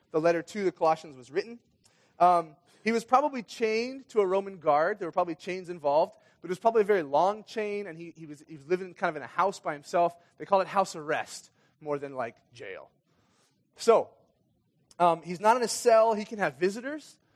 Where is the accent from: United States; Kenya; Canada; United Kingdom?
Kenya; Anyway, I grew up in Kenya. My parents were missionaries in Kenya and moved there when I was six years old.